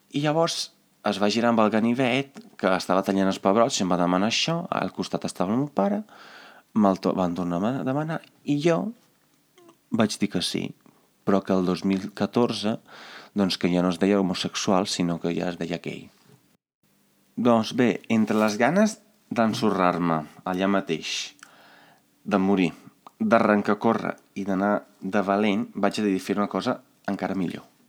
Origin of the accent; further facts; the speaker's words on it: Carmignano di Brenta, Veneto, Italy; moved away; al meu poble, que es diu Carmiano di Brenta, no hi havia cap McDonald's